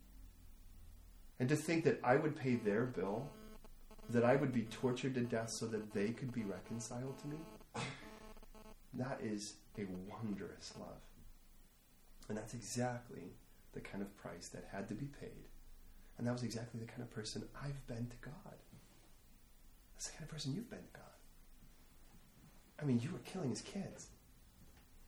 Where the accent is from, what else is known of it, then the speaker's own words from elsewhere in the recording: United States; I'm an American